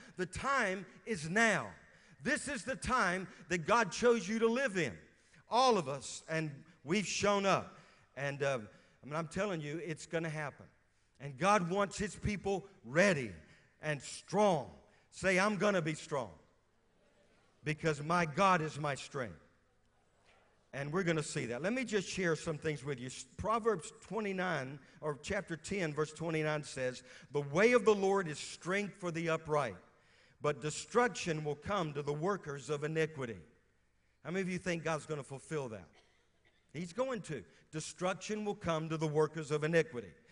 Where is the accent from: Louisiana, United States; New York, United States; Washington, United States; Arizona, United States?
Louisiana, United States; moved away as an adult; also born or lived in West Virginia; now in Moravian Falls, United States; I'm from Louisiana